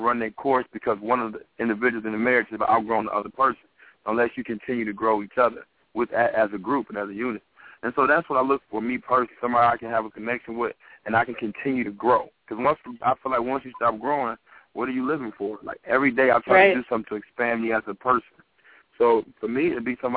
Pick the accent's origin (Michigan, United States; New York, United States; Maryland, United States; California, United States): Michigan, United States; Detroit; moved away; I was from Detroit